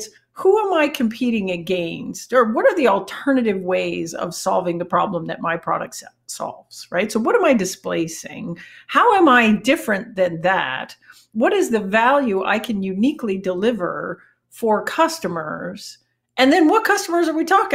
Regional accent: Canada; accent: Canadian; my Canadian accent

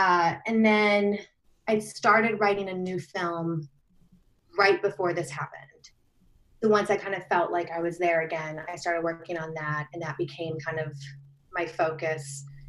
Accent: Australia; because I'm Australian, even though I don't sound like it.

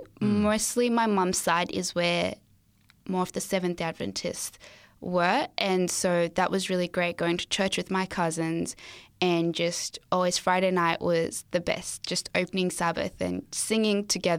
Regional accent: Zimbabwe; born there; So, as I said, I was born in Zimbabwe and I'm an only child.

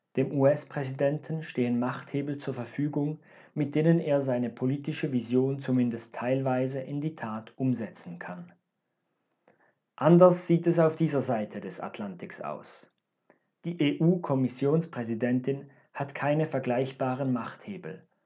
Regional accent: Switzerland; Als Schweizer

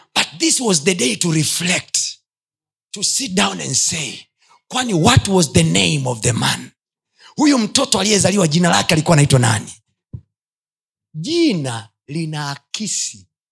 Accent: Chagga land, Kilimanjaro, Tanzania; kule kwetu uchagani wachaga wengi

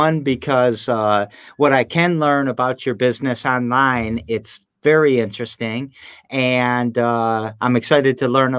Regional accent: Lansing, Michigan, United States; I'm from Lansing

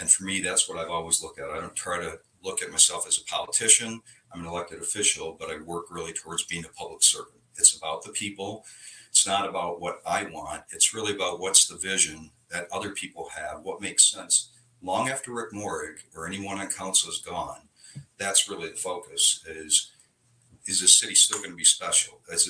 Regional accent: Western Michigan, United States; moved away as an adult; now in Milton, United States; I grew up in Michigan, in Western Michigan, and did a transfer with IBM down here. It was back in 1996, so 27 years ago. Moved down here with my family, young family.

